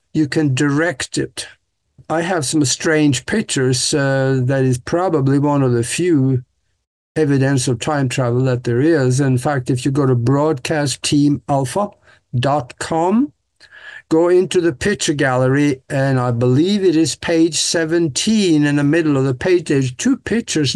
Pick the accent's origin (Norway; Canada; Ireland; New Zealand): Norway; moved away as an adult; now in United States; Growing up in Norway on the farm, I was supposed to be a farmer